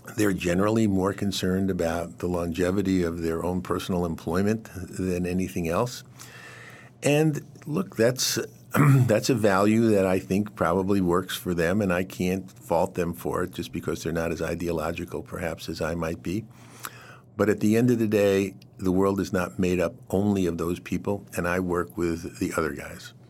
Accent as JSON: {"language": "English", "town": "New York City", "region": "New York", "country": "United States", "tie": "born or raised there", "moved": "yes", "said": "part of my childhood was growing up in Queens, not very far from, from where Donald Trump grew up in Queens"}